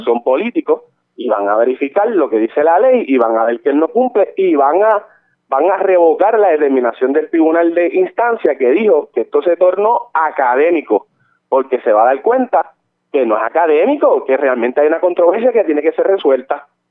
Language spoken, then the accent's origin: Spanish; Barranquitas, Puerto Rico; yo soy de Barranquita y en el distrito de Barranquita